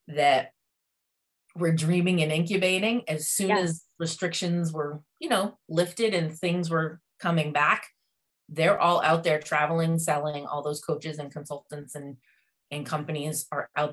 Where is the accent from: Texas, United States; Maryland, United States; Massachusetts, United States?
Massachusetts, United States; I'm from Massachusetts. So born and bred, masshole as we're known as